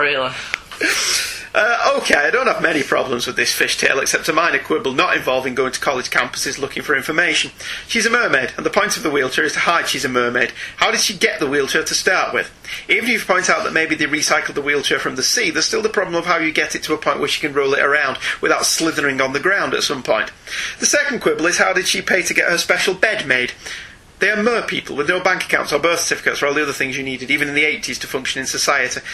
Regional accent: United Kingdom; we're British

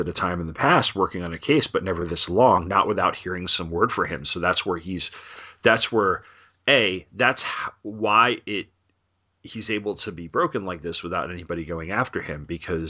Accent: New York, United States; Growing up in New York

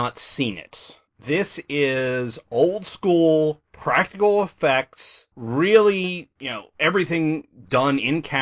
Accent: Northeast, United States; moved away; We're both from the Northeast originally.

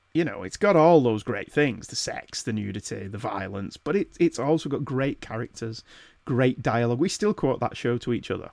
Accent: the north of England, United Kingdom; accent: northern; my wittering northern accent

